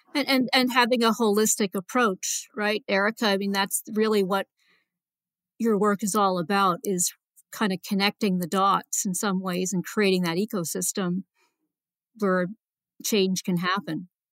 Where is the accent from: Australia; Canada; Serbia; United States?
Canada; moved away; I'm a Canadian originally